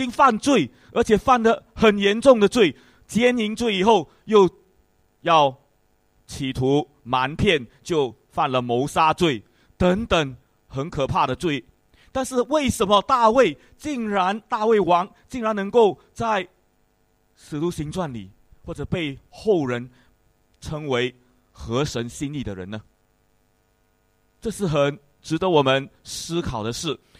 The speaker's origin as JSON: {"language": "Chinese", "country": "Singapore", "said": "因为我们是新加坡人，大概就会过一个比较像新加坡人的生生活习惯。"}